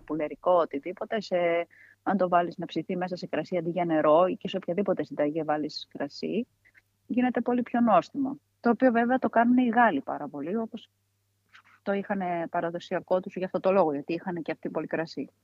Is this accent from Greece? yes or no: yes; Komotini, East Macedonia and Thrace, Greece; also born or lived in Maroneia; εδώ η περιοχή ήμασταν και 500 χρόνια κάτω από του Τούρκου